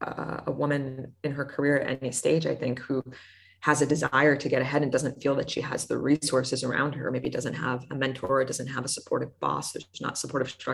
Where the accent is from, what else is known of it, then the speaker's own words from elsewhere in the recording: United States; accent: American; I'm American